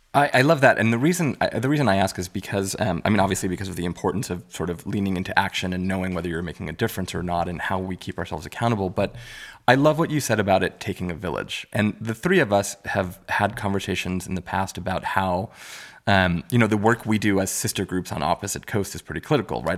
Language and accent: English; New York City, New York, United States; I grew up in Richmond Hill, Queens